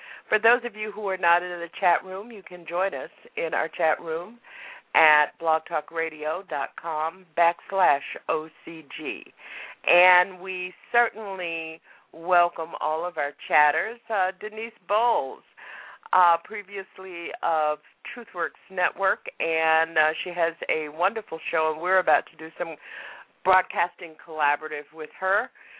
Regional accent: Florida, United States; now in Massachusetts, United States; Now, I remember when I came from Florida to Massachusetts to college, I didn't have to have a refrigerator.

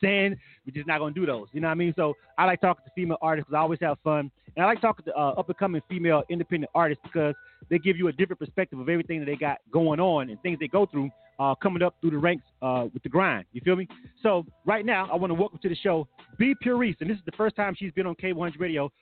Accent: Florida, United States; I'm from Florida

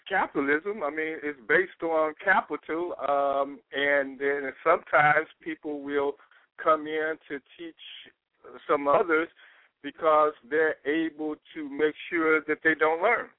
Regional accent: Chicago, Illinois, United States; him and I, we grew up in Robert Taylor Homes together

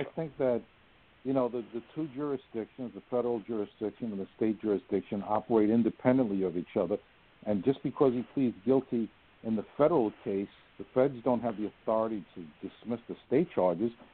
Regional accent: New York City, New York, United States; I'm just a little guy from the Bronx

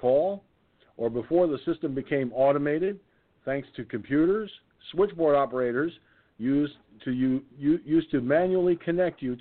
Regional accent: Peekskill, New York, United States; Peekskill, New York, my hometown

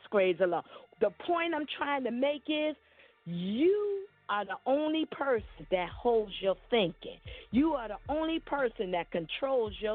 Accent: New York City, New York, United States; I am a 54-year-old black African-American woman born and raised in Brooklyn, New York

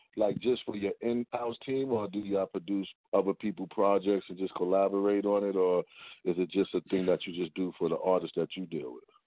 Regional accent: New York City, New York, United States; also born or lived in Beaufort, South Carolina (family); I'm actually born in Harlem.

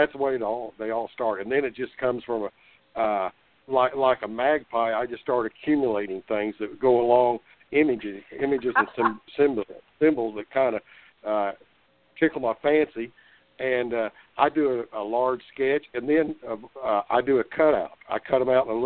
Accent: Tulsa, Oklahoma, United States; I was born in Tulsa and basically raised in Tulsa.

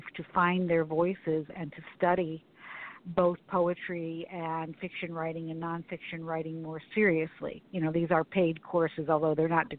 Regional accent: Syracuse, New York, United States; now in Pittsburgh, United States; I was born in Syracuse, New York

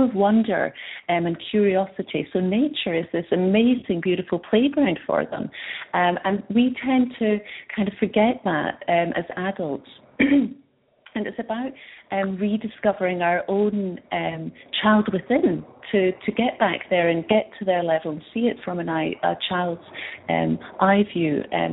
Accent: Scotland, United Kingdom; moved away as an adult; also born or lived in Edinburgh; now in British Columbia, Canada; I'm from Scotland originally. I've been in BC for 10 years now

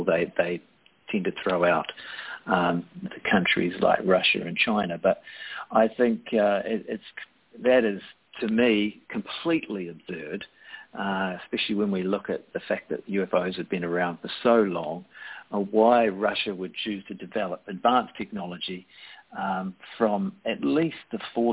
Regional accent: New Zealand; as a New Zealander

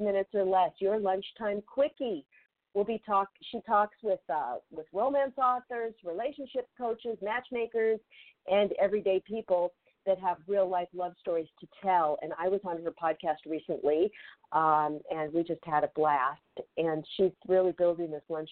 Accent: Federal Way, Washington, United States; now in Los Angeles, United States; my hometown, Federal Way, Washington

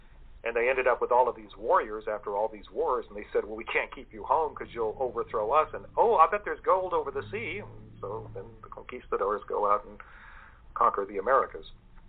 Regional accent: St. Augustine, Florida, United States; Contrary to St. Augustine in 1565, when that was founded, my hometown, the colonists were very few

